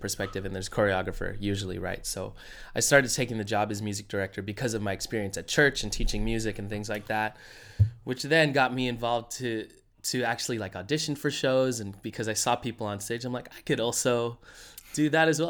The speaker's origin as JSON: {"language": "English", "country": "United States"}